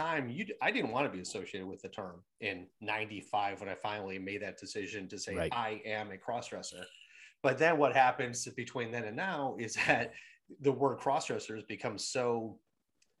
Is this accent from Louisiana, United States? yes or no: no; Michigan, United States; born or raised there; moved away as an adult; also born or lived in New York City